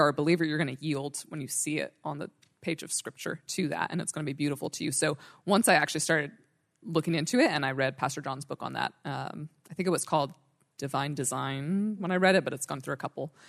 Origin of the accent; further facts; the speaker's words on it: Northern California, United States; I grew up in Northern California